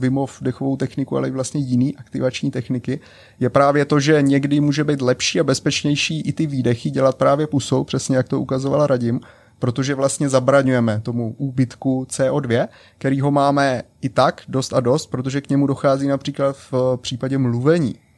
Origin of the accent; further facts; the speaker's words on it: Czechia; první v Česku žijící Čech